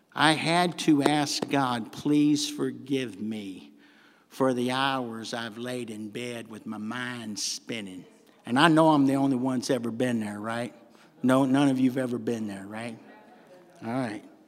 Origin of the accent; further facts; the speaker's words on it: the South, United States; accent: southern; my southern accent